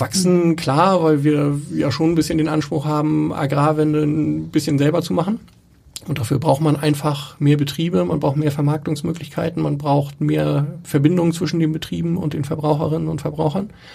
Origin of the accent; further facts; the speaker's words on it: Schleswig-Holstein, Germany; also born or lived in Hamburg; ich bin in Schleswig-Holstein auf dem Dorf aufgewachsen